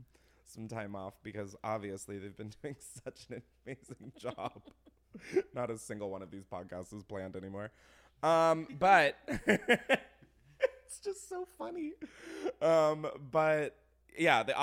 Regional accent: Delaware, United States; moved away; I grew up in Delaware

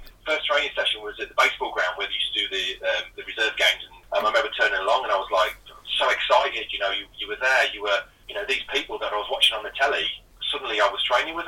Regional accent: a small town in Lincolnshire, East Midlands, United Kingdom; from a small town in Lincolnshire.

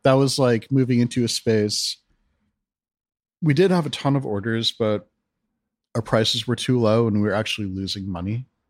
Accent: East Coast, Northeast, United States; moved away as an adult; also born or lived in Western Pennsylvania / Seattle; now in Portland, United States; I'm from the East Coast

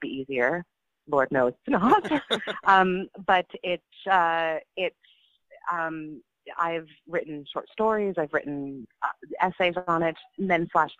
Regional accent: Canada; I'm Canadian

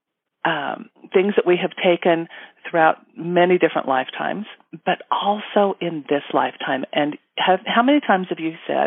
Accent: Utah, United States; I was born and raised in Utah

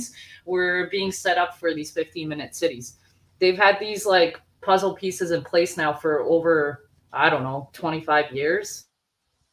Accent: Bosnia & Herzegovina; moved away; I'm from Bosnia.

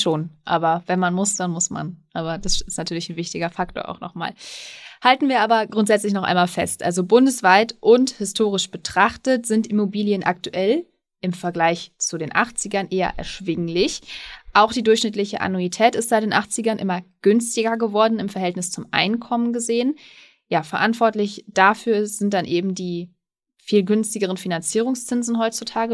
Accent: Münsterland, North Rhine-Westphalia, Germany; im Münsterland, da bin ich gerade ganz überrascht. Also meiner Heimat

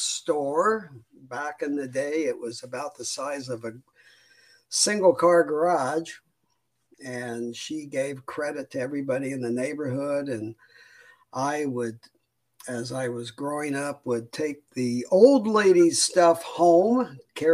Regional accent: Roseburg, Oregon, United States; I was born in a small town called Roseburg, Oregon. It's one that I'm glad to be able to say I am from Roseburg.

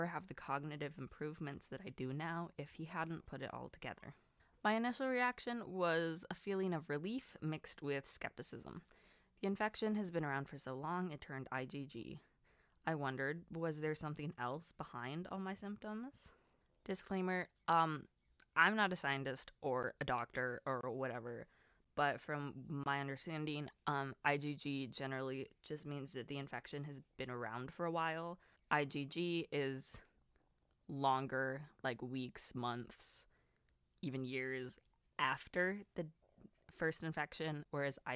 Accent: Southern California, United States; also born or lived in Wisconsin; now in Florida, United States; I'm from SoCal originally

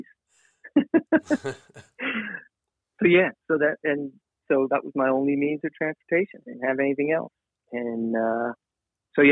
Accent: Long Island, New York, United States; now in Tennessee, United States; I grew up on Long Island, and I was at the, middle of Long Island

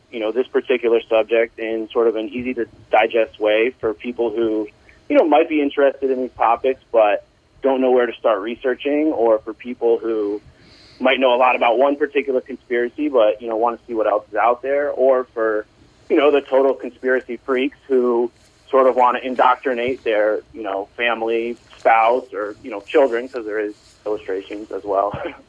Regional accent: New York, United States; Mostly, I'm from New York, I live in New York, I got COVID in April.

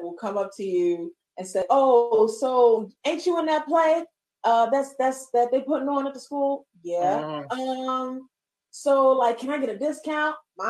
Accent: Baltimore, Maryland, United States; I said, I'm from Baltimore. He said, oh, you from Baltimore? I was like, yes.

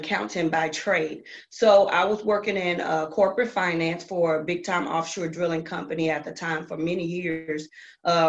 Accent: Houston, Texas, United States; I'm from Houston, Texas

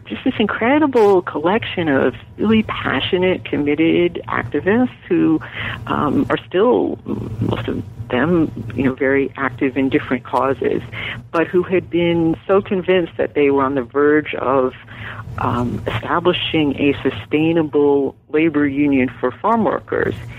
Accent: New York, United States; also born or lived in Long Island; now in California, United States; I am from New York, and actually a transplant to California, like so many Californians. Um, it's my adopted home. Uh, I grew up in New York. I was born on Long Island

